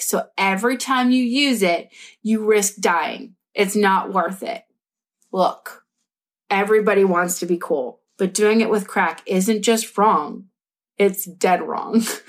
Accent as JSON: {"language": "English", "town": "Pittsburgh", "region": "Pennsylvania", "country": "United States", "said": "we're from Pittsburgh"}